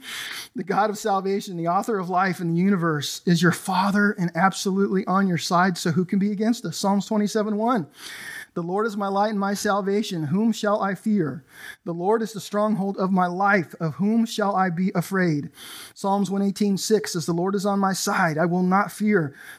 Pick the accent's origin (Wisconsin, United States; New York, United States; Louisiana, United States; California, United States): California, United States; I grew up in Southern California in the 80s, and gangs were exploding.